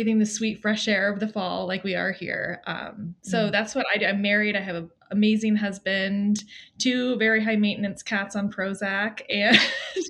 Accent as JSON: {"language": "English", "region": "Maine", "country": "United States", "said": "I'm from Maine, which is beautiful this time of year"}